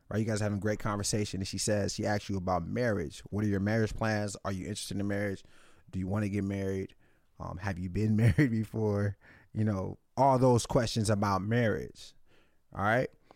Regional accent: Nigeria; I'm Nigerian

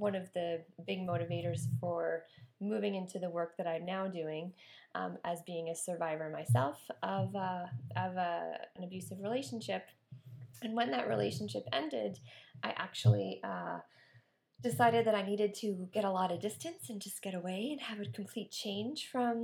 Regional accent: Nova Scotia, Canada; moved away; I'm from Nova Scotia. So that's where I originally came from.

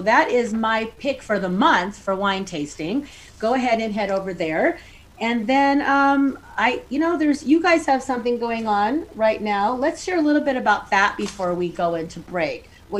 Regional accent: Reno, Nevada, United States; your host. I am so excited to be in my hometown, Reno, Nevada

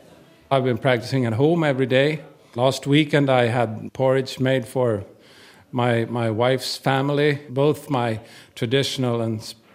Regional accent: Hudiksvall, Gävleborg County, Sweden; I'm from Hudiksvall in Sweden.

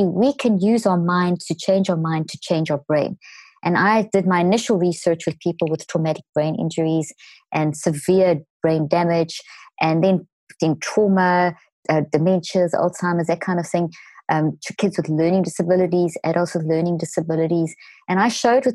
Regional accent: South Africa; moved away; also born or lived in Zimbabwe; I was born in Zimbabwe and grew up in South Africa.

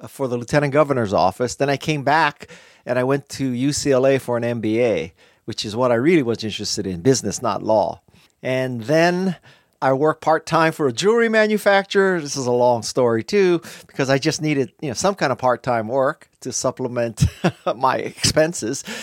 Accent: Honolulu, Hawaii, United States; moved away as an adult; also born or lived in Bay Area, California / Los Angeles, California; I grew up in Honolulu, Hawaii, and I left Hawaii to go to school in the Bay Area

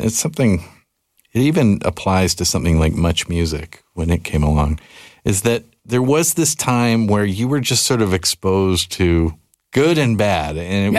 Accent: Canada; something I would never think about as a Canadian

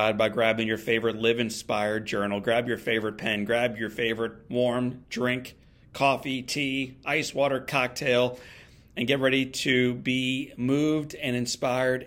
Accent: St. Louis, Missouri, United States; My hometown of St. Louis is an awesome baseball town.

